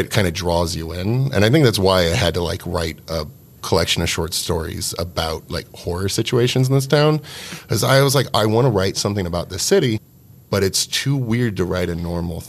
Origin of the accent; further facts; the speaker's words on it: San Diego, California, United States; also born or lived in Missouri; now in Evansville, United States; I'm from San Diego specifically. Moved to Missouri for a while, gone to college in different places. Not from here at all.